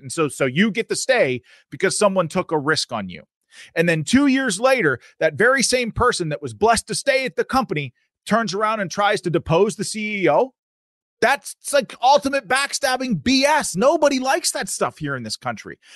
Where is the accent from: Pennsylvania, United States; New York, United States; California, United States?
Pennsylvania, United States; I'm from Pennsylvania